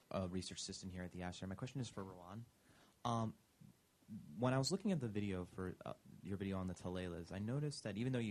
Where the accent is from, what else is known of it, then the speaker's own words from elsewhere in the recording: Japan; English is a second language; I'm from Japan.